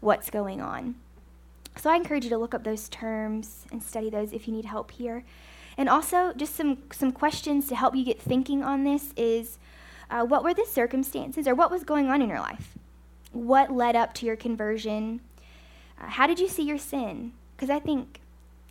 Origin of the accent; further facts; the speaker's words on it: United States; I'm an American